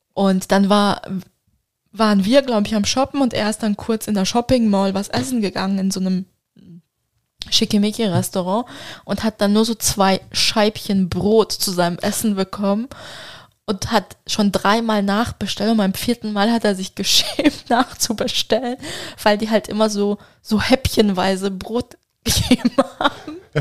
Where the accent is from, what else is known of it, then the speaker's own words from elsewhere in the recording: Turkey; für mich als Türkin